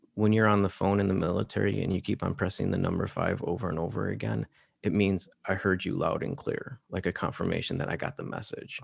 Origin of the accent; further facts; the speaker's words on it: Detroit, Michigan, United States; my hometown, Detroit